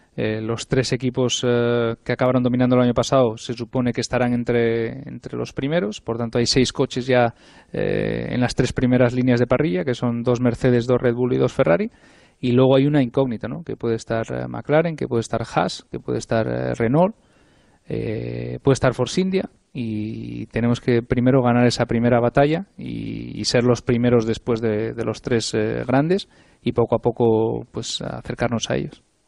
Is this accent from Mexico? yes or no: no; Spain; soy español